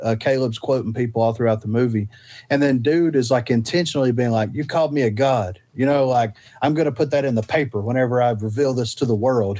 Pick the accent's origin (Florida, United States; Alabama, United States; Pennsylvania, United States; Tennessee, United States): Alabama, United States; we're from Alabama.